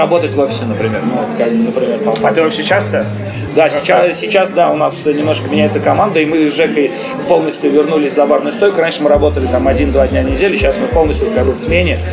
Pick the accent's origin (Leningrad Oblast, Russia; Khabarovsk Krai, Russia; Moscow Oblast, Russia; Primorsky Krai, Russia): Leningrad Oblast, Russia; Slantsy; moved away as an adult; also born or lived in Siberia; now in Saint Petersburg, Russia; я из Сланцев, я в Сибири родился, а в Ленобласти город Сланцы есть